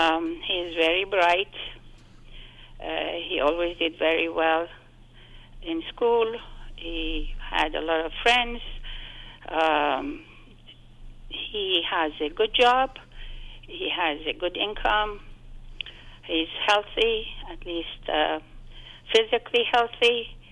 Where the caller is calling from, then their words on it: East Coast, United States; Actually, I'm calling you from the East Coast